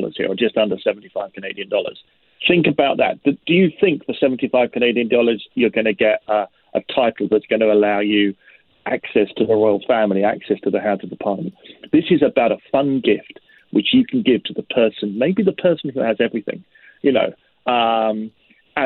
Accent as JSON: {"language": "English", "region": "London", "country": "United Kingdom", "tie": "born or raised there", "moved": "yes", "lives_now": "Glasgow, United Kingdom", "said": "I'm a Londoner. I was born and bred in London"}